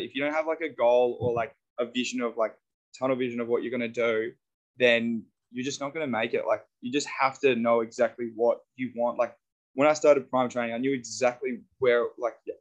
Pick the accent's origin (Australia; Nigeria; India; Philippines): Australia; I'm an Aussie